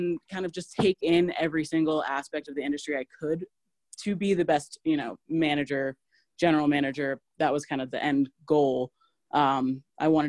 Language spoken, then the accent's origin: English; Denver, Colorado, United States; moved away as an adult; also born or lived in New York City / Boston; Born and raised in Denver and went to college here